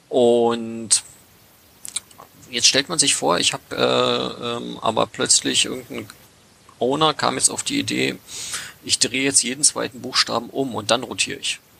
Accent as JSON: {"language": "German", "town": "Cottbus", "region": "Brandenburg", "country": "Germany", "tie": "born or raised there", "lives_now": "Berlin, Germany", "said": "Also äh, ich komme aus der Niederlausitz, ich komme aus Cottbus ursprünglich."}